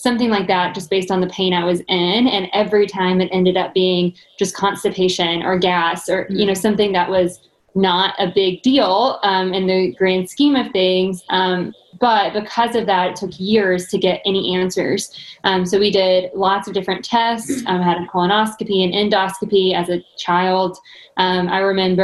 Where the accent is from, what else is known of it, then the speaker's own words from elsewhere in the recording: Arkansas, United States; moved away as an adult; now in Nashville, United States; I'm originally from Arkansas, so I did come to Nashville to do a dietetic internship.